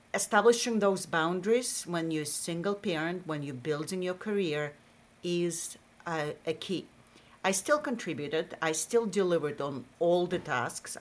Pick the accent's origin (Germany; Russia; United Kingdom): Russia; accent: Russian; English is a second language; moved away as an adult; also born or lived in Massachusetts; now in United States; I have a Russian accent